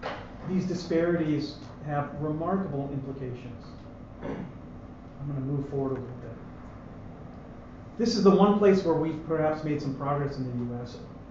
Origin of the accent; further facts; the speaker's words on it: United States; now in Canada; I say for us because I'm American.